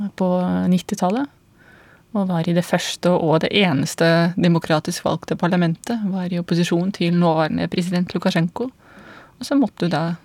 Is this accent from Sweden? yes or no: no; Belarus; moved away as an adult; now in Norway; jeg kommer fra Hviterussland. Jeg kom til Norge i 2005